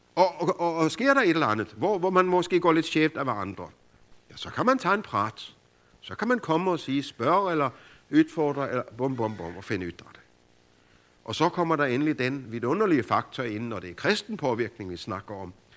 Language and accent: Danish; Denmark; hjemme i Danmark, hvor det bare regner